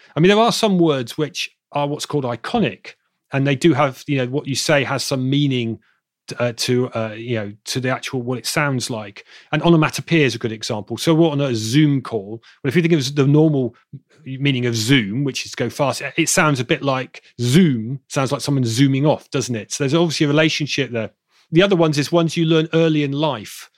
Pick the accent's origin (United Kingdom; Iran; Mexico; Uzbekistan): United Kingdom; Bristol, South West England; accent: southern; now in Manchester, United Kingdom; my hometown in Bristol in the south, my, my southern accent will thicken